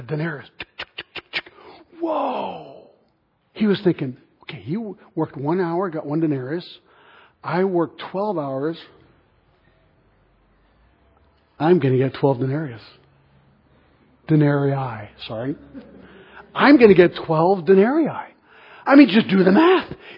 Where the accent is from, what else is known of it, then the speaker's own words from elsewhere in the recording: Switzerland; I'm from Switzerland